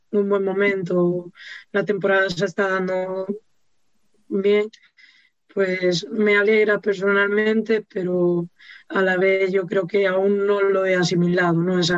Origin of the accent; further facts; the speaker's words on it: Andalusia, Spain; accent: Galician; now in Galicia, Spain; Sí, sí, tengo mucho acento gallego ya, me lo dicen siempre, toda la gente que me conoce de allí de Andalucía me lo dice tienes un acento gallego.